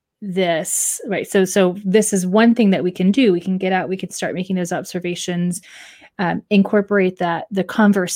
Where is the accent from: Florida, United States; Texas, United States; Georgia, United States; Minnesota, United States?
Texas, United States; moved away as an adult; now in Ohio, United States; born and raised in Texas